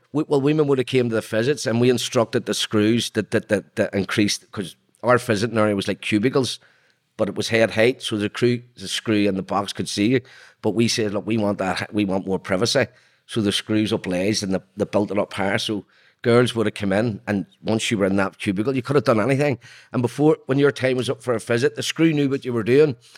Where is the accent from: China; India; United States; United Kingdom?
United Kingdom; Belfast, Northern Ireland; I was born in Belfast in nineteen sixty-three.